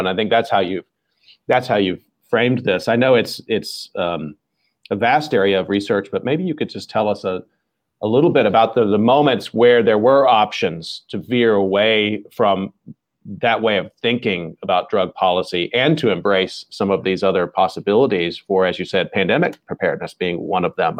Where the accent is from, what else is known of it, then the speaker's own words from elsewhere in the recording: Dallas, Texas, United States; I grew up in the Dallas-Fort Worth Metroplex area